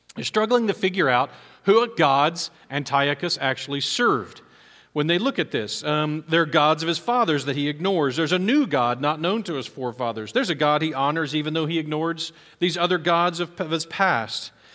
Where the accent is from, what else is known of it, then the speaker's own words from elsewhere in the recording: Texas, United States; as an American, as a Texan, as an Aggie, as a Baptist